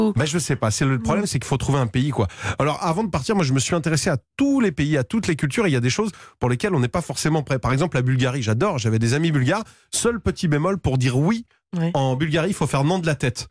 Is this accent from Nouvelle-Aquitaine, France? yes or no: no; Vendée, Pays de la Loire, France; now in Paris, France; j'ai grandi en Vendée et après je suis venu à Paris